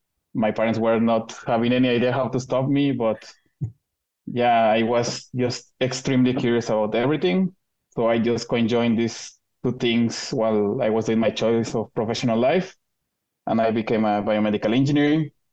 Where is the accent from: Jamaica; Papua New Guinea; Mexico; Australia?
Mexico; moved away as an adult; now in Zurich, Switzerland; I'm from Mexico.